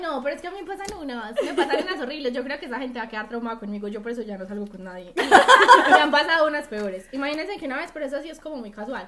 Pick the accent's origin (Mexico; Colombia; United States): Colombia; Guatapé, Antioquia; somos, somos, somos de Guatapé